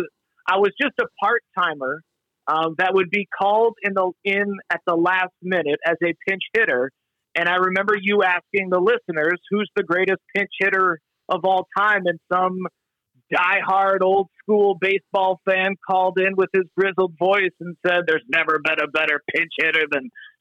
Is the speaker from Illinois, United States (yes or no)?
no; Detroit, Michigan, United States; moved away as an adult; also born or lived in Milwaukee / Ann Arbor; now in Kansas City, United States; growing up in Detroit.